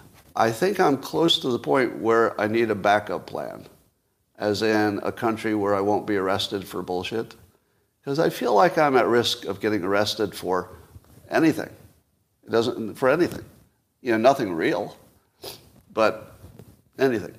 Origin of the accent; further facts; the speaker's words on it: United States; I am American above all